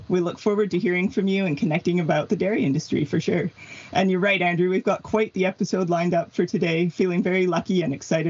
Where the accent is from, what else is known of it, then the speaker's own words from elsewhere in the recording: British Columbia, Canada; As you know, I'm from British Columbia. I've met you lots of times in our province here.